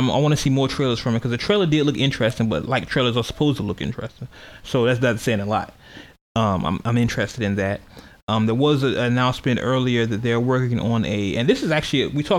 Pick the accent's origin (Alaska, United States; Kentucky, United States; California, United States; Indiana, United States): California, United States; I'm from California.